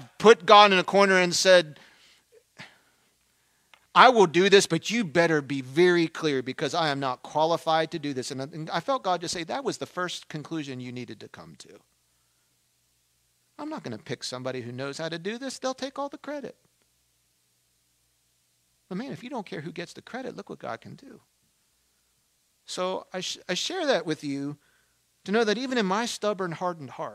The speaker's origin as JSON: {"language": "English", "town": "Baltimore", "region": "Maryland", "country": "United States", "said": "I'm from Baltimore"}